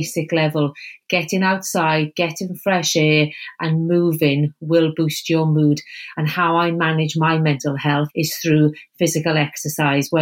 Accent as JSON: {"language": "English", "region": "Wales", "country": "United Kingdom", "accent": "Welsh", "said": "you can probably tell by my accent that I'm Welsh"}